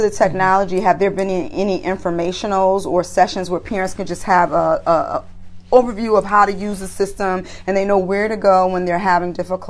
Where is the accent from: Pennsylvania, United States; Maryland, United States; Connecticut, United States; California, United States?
Connecticut, United States; Bridgeport; Yeah, if you didn't know, I hail from Bridgeport, Connecticut. And yes, black and brown people, we do live in Connecticut.